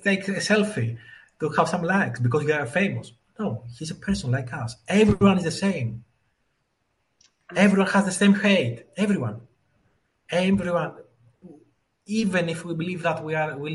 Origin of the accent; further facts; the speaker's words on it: Greece; I was born in Greece